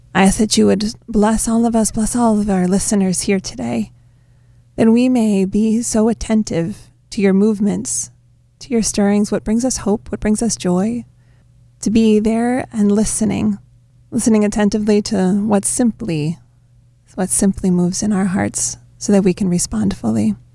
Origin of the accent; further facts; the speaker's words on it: Wauwatosa, Wisconsin, United States; moved away; I come back to my hometown in Wauwatosa, Wisconsin